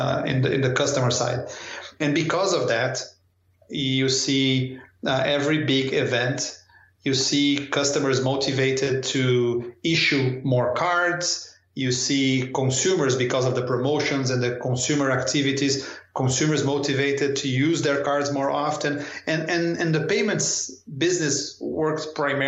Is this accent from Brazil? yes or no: yes; São Paulo, Brazil; moved away as an adult; also born or lived in Rio de Janeiro, Brazil / New Delhi, India / Paris, France; I'm from Sao Paulo